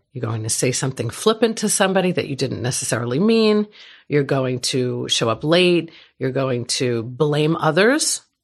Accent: New York, United States; moved away; I'm from New York.

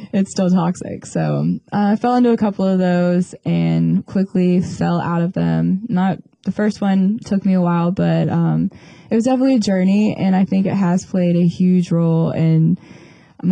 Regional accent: Panama City Beach, Florida, United States; I am from Panama City Beach, Florida

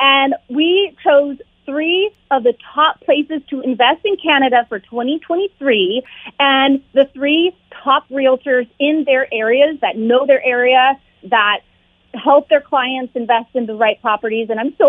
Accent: Orange County, California, United States; I only learned Spanish, you know, growing up in Orange County, California

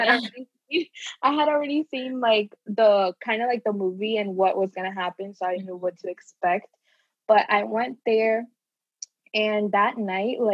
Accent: Orlando, Florida, United States; also born or lived in Puerto Rico; I was born in Puerto Rico, but I moved here when I was like a year and a half. So basically been in Orlando my whole life

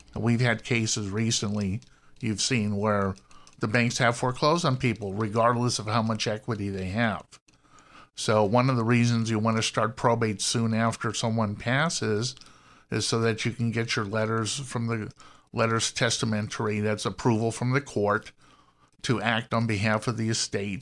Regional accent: Los Angeles, California, United States; I'm born and raised in Los Angeles, went to U C L

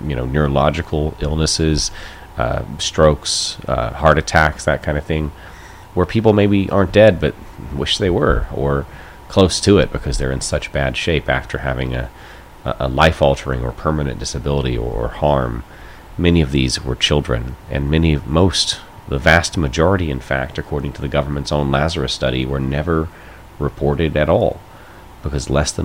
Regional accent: North Carolina, United States; I'm from North Carolina myself

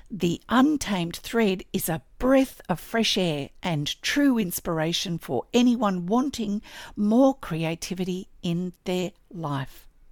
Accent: Australia

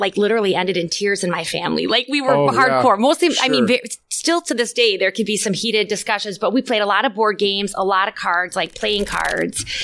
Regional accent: Little Falls, Minnesota, United States; I grew up in a smaller town. Yeah. Little Falls is, what, 7,500 people?

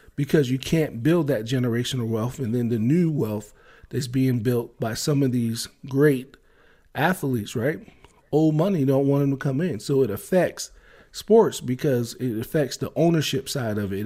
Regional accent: Maryland, United States; growing up in Maryland

